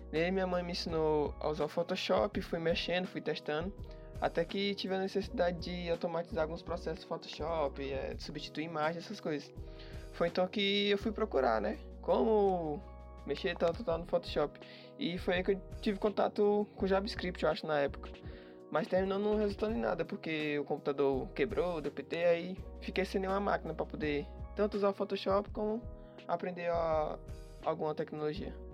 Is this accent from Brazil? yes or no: yes; Piauí, Brazil; now in São Paulo, Brazil; Eu sou natural do Piauí, porém estou morando agora em São Paulo.